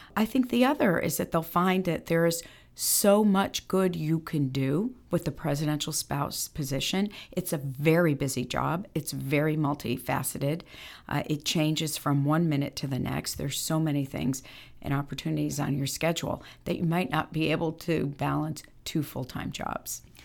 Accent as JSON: {"language": "English", "town": "Bridgeport", "region": "Connecticut", "country": "United States", "tie": "born or raised there", "said": "growing up in Bridgeport, Connecticut, where I'm from"}